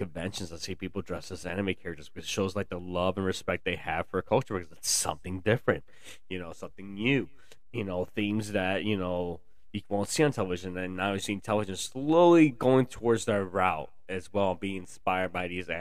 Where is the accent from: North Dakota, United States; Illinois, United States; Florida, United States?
Illinois, United States; Chicago; I was born in Chicago, so I currently live in the burbs of the Chicagoland area.